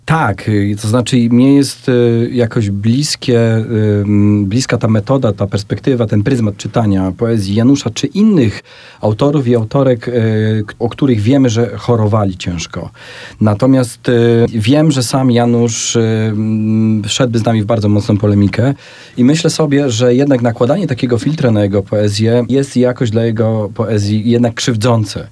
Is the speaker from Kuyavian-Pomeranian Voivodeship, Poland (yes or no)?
no; Sanok, Subcarpathian Voivodeship, Poland; moved away; obaj pochodzimy z Sanoka i tam też się e, poznaliśmy i się spotkaliśmy